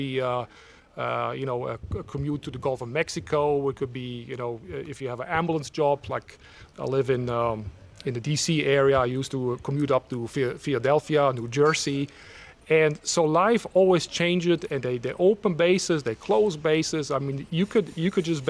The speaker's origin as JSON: {"language": "English", "country": "Switzerland", "tie": "born or raised there", "also_born_or_lived": "Savannah, Georgia / Washington, District of Columbia, United States", "moved": "yes", "lives_now": "United States", "said": "When I grew up in Switzerland, which is a very small country, it's only 200 miles across."}